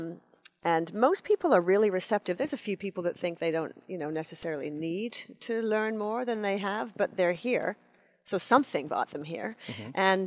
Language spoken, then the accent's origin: English; England, United Kingdom; moved away; when I was growing up in England